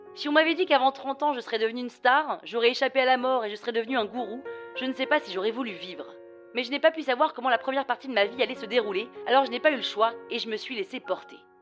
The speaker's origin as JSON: {"language": "French", "town": "Toulouse", "region": "Occitania", "country": "France", "also_born_or_lived": "Chongqing", "accent": "Toulouse accent", "moved": "as an adult", "said": "je décide de rentrer à Toulouse. D'où mon accent, que vous n'entendez pas là tout de suite, mais je vous jure qu'en vrai j'en ai un."}